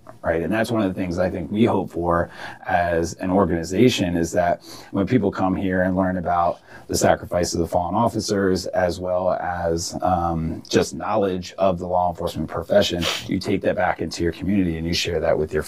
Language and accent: English; Prince George's County, Maryland, United States; also born or lived in Washington, D.C.; I was born here in D.C. Majority of my family is from D.C., but I was raised in Prince George's County.